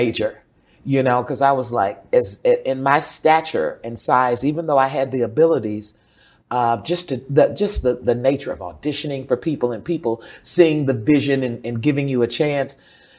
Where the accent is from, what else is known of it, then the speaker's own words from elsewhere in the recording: Dallas, Texas, United States; also born or lived in Tyler; In Oak Cliff, Redbird area. My mother moved us to Dallas. I was born in Tyler, Texas. And we moved to Dallas.